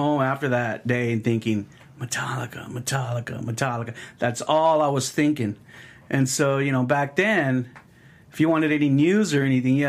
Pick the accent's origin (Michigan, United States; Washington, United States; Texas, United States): Texas, United States; San Antonio; I grew up actually near Culebra and Callahan